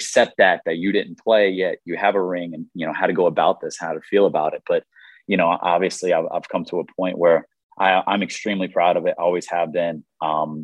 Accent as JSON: {"language": "English", "town": "Raleigh", "region": "North Carolina", "country": "United States", "said": "I'm from Raleigh, North Carolina"}